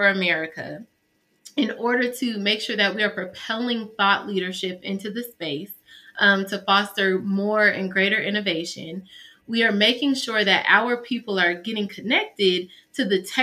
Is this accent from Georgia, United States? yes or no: yes; Atlanta, Georgia, United States; also born or lived in Houston; now in Chicago, United States; I was raised in Atlanta.